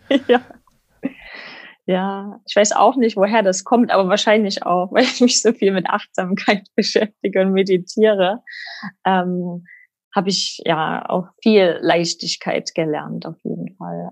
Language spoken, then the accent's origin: German; Germany; moved away as an adult; now in Sydney, Australia; als Europäer, als Deutscher